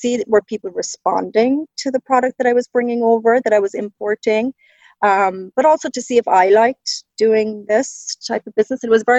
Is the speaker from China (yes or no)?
no; County Cork, Ireland; moved away as an adult; now in Ontario, Canada; It's definitely faded a little bit, but I grew up in the south of Ireland in County Cork in a very small village, 700 people. So yeah, long way from home.